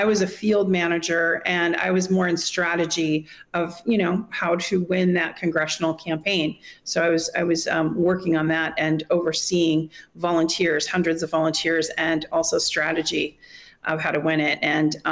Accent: Wisconsin, United States; also born or lived in Monterey, California; now in Moscow, Russia; my parents moved when I was a baby to Wisconsin and had a farm

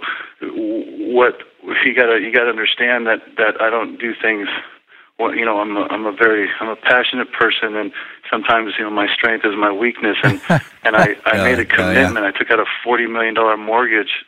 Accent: Las Vegas, Nevada, United States; on the dusty courts of UNLV in my hometown of Las Vegas

